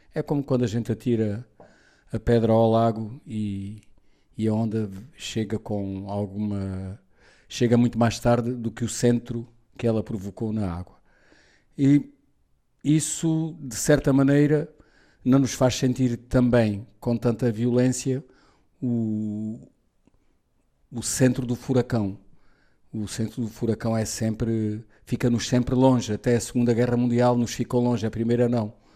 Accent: Portugal; Sou português, mas sou ibérico na cultura

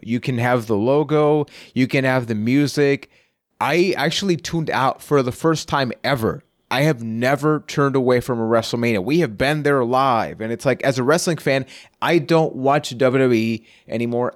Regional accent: Puerto Rico; I am from Puerto Rico

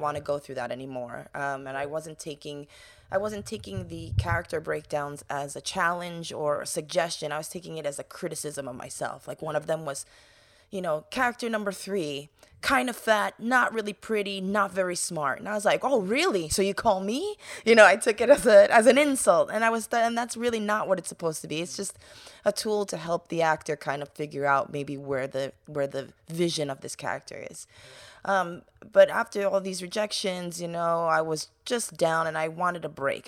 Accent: New York, United States; growing up in New York

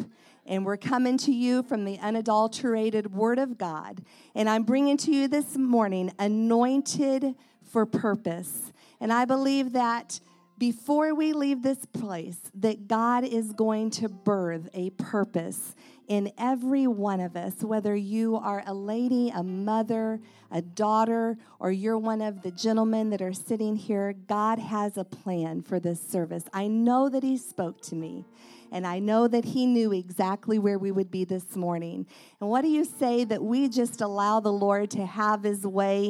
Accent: Indiana, United States; I'm from Indiana

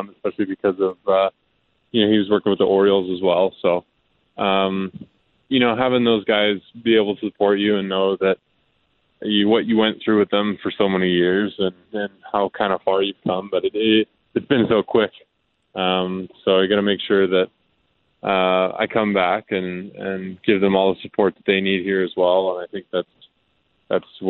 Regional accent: Calgary, Alberta, Canada; growing up in Little League here

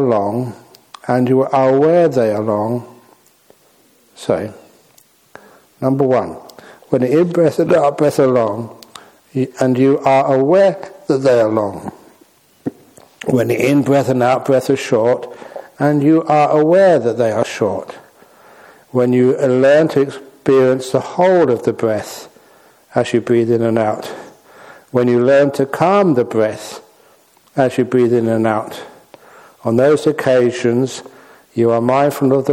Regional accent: London, United Kingdom; moved away as an adult; also born or lived in Thailand; I was born in London.

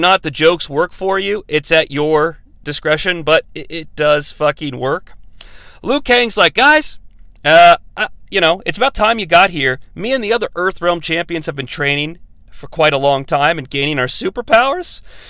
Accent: Canada; I'm doing a very strange accent, by the way, even though I'm from Canada.

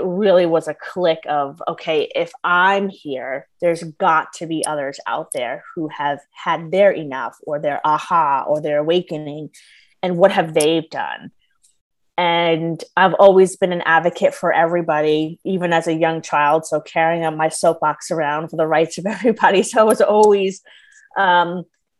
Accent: New York, United States; I'm originally from New York

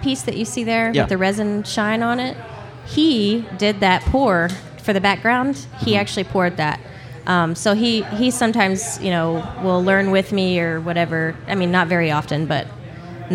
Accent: Midlothian, Texas, United States; I grew up in Midlothian

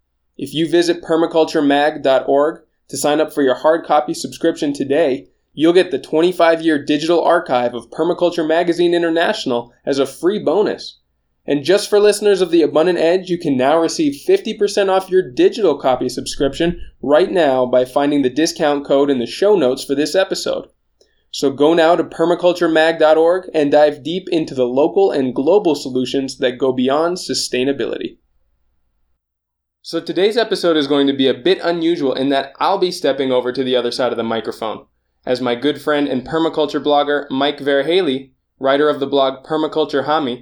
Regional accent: Japan; born there; moved away; I was born in Japan. My family and I moved around about 9 times before I took off on my own

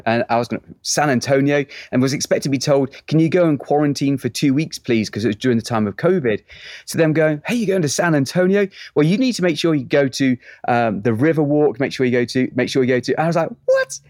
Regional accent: England, United Kingdom; moved away as an adult; now in Texas, United States; I'm an Englishman now living in Texas

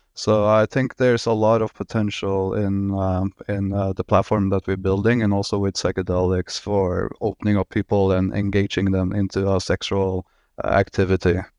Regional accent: Norway; moved away as an adult; now in Miami, United States; I'm originally from Norway

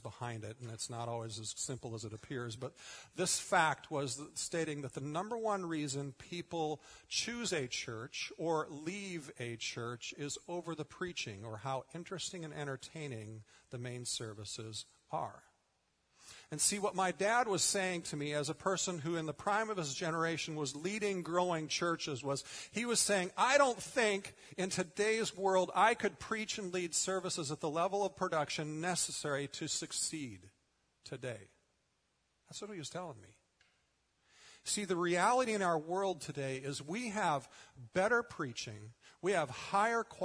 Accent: United States; as American Christians

